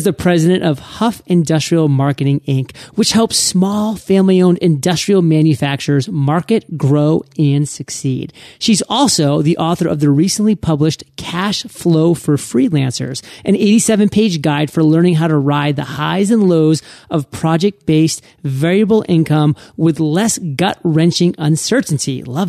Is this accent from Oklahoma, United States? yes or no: no; Maine, United States; I'm born and raised in Maine, and actually all my family's still up in Maine.